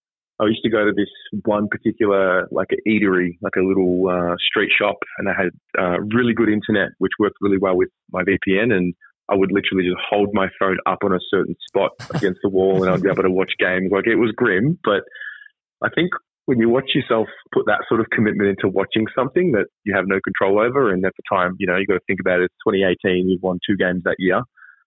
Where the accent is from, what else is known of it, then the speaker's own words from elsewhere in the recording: Australia; moved away; also born or lived in China / Israel; Long story short, I moved away from Australia. I was living in China. And I did a stint there for 6 months, and then I spent 2 years in Israel.